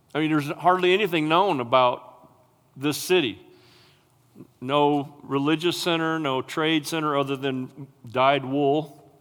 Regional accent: United States; I'm an American and I'm a patriot

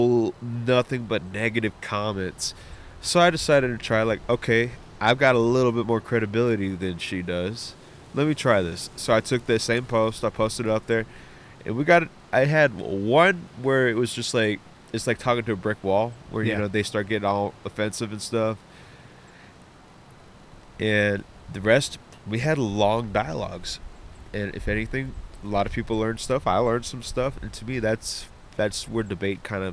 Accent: San Antonio, Texas, United States; now in Dawsonville, Georgia, United States; growing up in Texas

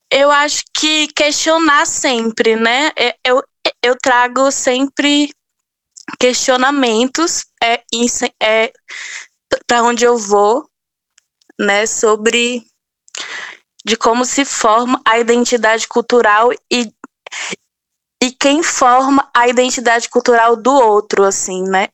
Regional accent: sertão of Bahia, Brazil; eu sou sertaneja do sertão da é, da Bahia

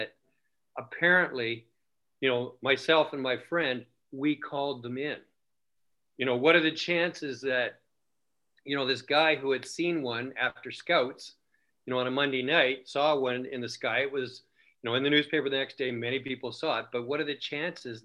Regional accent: Canada; we're from Canada

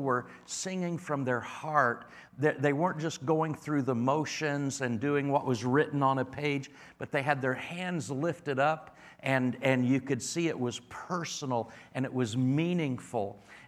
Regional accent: Indiana, United States; be back in the Midwest. I'm from North Central Indiana originally.

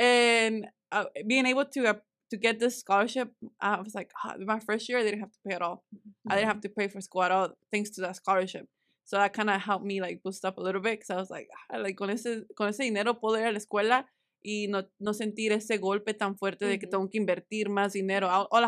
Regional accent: Springdale, Arkansas, United States; Oh, Irving and us, like we grew up in Springdale, like seeing it grow, it's just really nice.

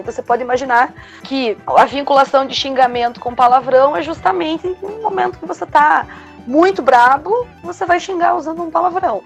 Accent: Brazil; a gente é latino-americano, é, né? Cresce assistindo telenovelas

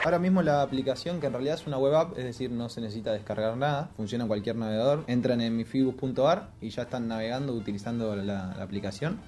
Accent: La Plata, Buenos Aires Province, Argentina; nosotros somos de La Plata

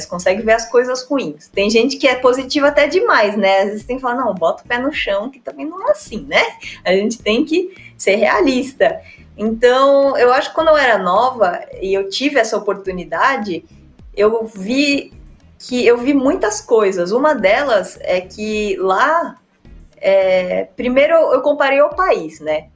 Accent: São Paulo, Brazil; also born or lived in France / Poland; eu tenho 31 anos, sou paulista

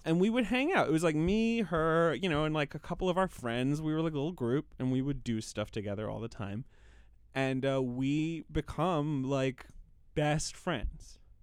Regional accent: London, United Kingdom; moved away; I, I grew up in London, England

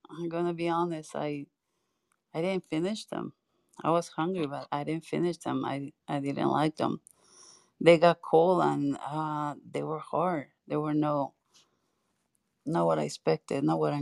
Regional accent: Mexico City, Mexico; also born or lived in Utah; now in Washington, United States; I'm from Mexico City

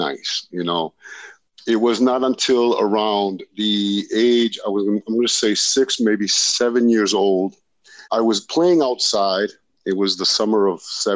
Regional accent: Lowell, Massachusetts, United States; I grew up in Massachusetts in a northern city known as Lowell, Massachusetts

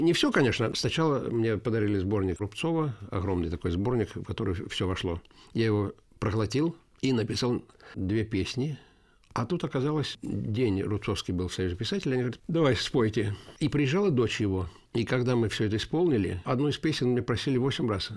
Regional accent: Yelets, Lipetsk Oblast, Russia; also born or lived in Riga, Latvia; я коренной ельчанин. С года я живу в Ельце. А единственное, родился я в городе Риге

